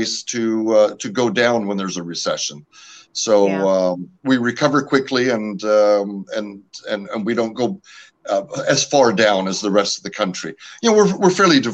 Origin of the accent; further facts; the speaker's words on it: California, United States; first language French; I am originally from California. My parents immigrated the year I was born from Canada